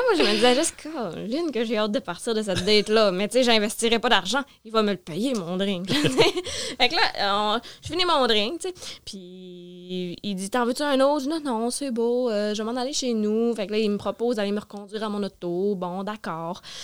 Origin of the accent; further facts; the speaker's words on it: Sherbrooke, Quebec, Canada; Je suis née à Sherbrooke, mais j'ai vraiment grandi en région